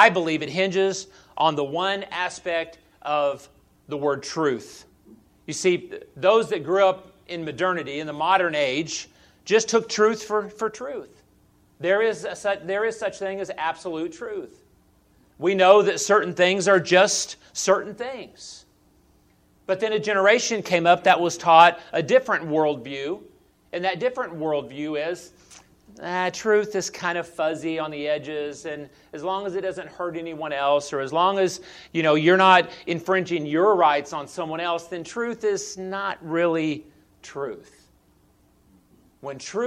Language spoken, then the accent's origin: English; Southern California, United States; moved away as an adult; also born or lived in Oklahoma City, Oklahoma / Ada, Oklahoma; I grew up in Southern California in my early days of my childhood and spent all of my years growing up there